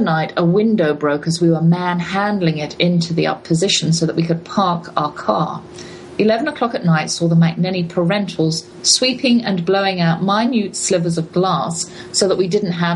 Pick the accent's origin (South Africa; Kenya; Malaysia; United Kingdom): United Kingdom; England; as an English person